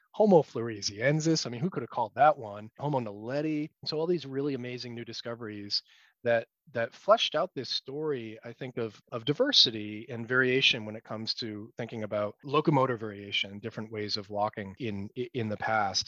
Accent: United States; as an American scientist

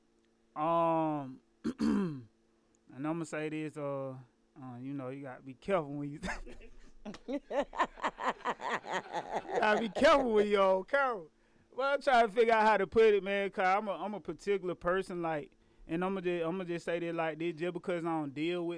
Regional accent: Milledgeville, Georgia, United States; I'm from Millersville, Georgia

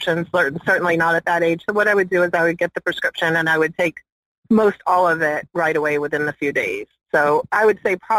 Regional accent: East Central Mississippi, United States; I grew up in South Mississippi, or East Central Mississippi, actually

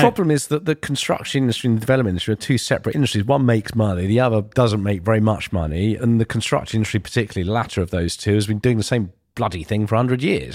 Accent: Ilford, London, United Kingdom; I grew up in Ilford

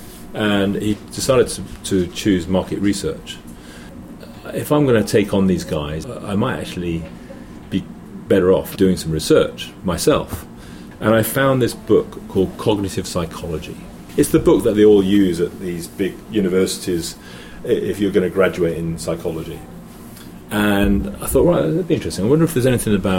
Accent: England, United Kingdom; moved away as an adult; also born or lived in Hong Kong; I'm English

